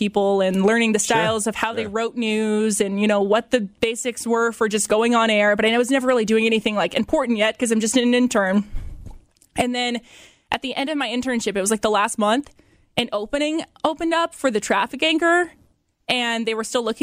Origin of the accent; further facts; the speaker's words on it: Fort Wayne, Indiana, United States; moved away as an adult; also born or lived in Bloomington, Indiana; now in Middlebury, United States; I was born and raised in Fort Wayne, literally my whole life.